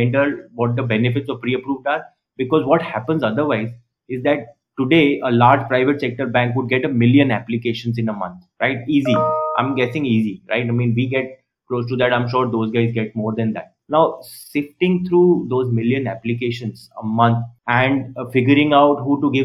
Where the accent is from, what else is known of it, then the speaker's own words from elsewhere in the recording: Rajasthan, India; I am from Rajasthan